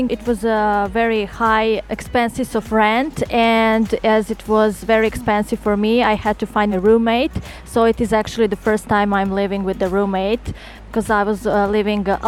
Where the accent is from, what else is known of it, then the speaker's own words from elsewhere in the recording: Belgrade, Serbia; now in Ljubljana, Slovenia; I come from Belgrade, Serbia, and I'm 30 years old.